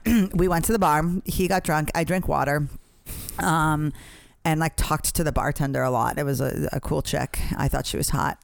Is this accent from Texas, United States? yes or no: no; Boston, Massachusetts, United States; I grew up in Boston